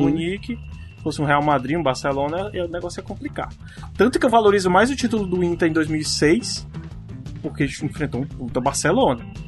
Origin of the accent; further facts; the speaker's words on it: Northeast Region, Brazil; eu sou do Nordeste